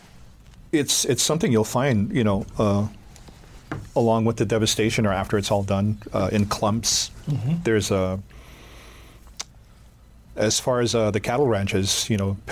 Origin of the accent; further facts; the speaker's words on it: Hawaii, United States; growing up in Hawaii